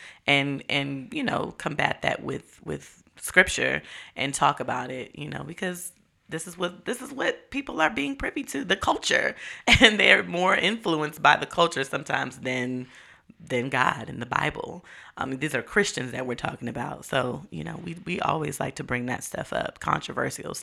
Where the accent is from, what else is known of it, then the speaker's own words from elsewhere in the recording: Marikina, Metro Manila, Philippines; moved away; that's my hometown